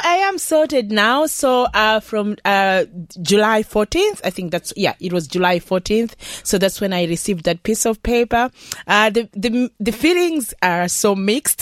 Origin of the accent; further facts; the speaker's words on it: Malawi; now in Ireland; I'm coming from Malawi so our Malawian recipes